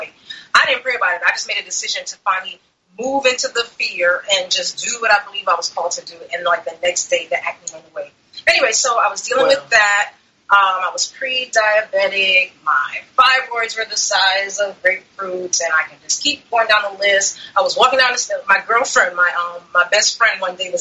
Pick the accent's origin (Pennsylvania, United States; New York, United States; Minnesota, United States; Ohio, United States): New York, United States; New York City; also born or lived in Maryland; now in Florida, United States; I'm originally from Brooklyn, New York, and I spent the last maybe about 20 years or so living in Maryland, and I recently moved to Florida